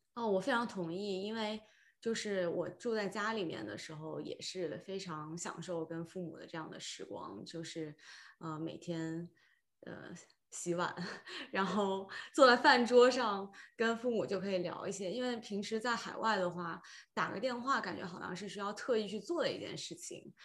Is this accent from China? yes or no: yes; Shenzhen, Guangdong, China; moved away as an adult; also born or lived in San Francisco Bay Area, United States; 我是先在北京待了三个月，因为我是深圳人